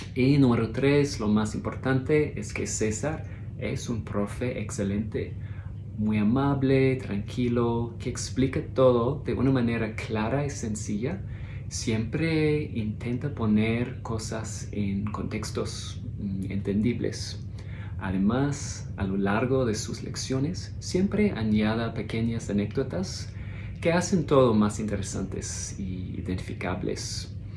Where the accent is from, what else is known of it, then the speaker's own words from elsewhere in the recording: Australia; Spanish is a second language; de Australia